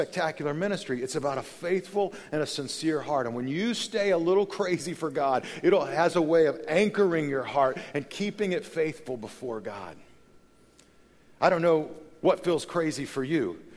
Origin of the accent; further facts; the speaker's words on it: Texas, United States; moved away; go back to the home in which I was raised in Texas